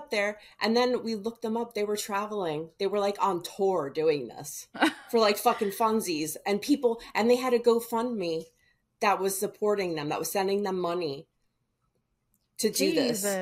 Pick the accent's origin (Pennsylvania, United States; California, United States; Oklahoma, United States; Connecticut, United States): California, United States; But the thing is, I am from California.